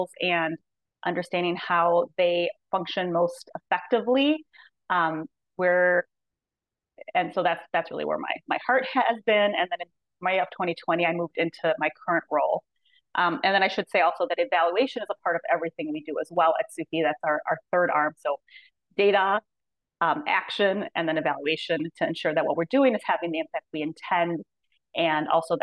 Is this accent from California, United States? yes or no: no; Minnesota, United States; moved away as an adult; I'm from Minnesota, so that's where I had done my education